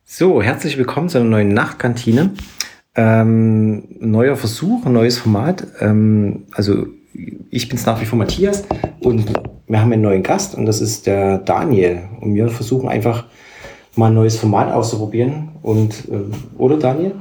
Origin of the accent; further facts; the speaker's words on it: near Dresden, Saxony, Germany; moved away as an adult; also born or lived in Halle; now in Leipzig, Germany; ich komme ja aus bei Dresden, also habe bin ja nicht unmittelbar in Dresden aufgewachsen, aber halt die Jugend ja dann schon auch irgendwie in Dresden